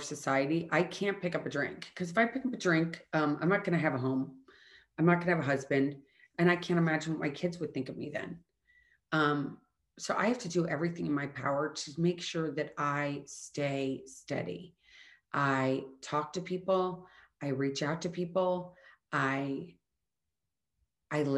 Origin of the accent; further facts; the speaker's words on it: Midwest, United States; I'm from the Midwest.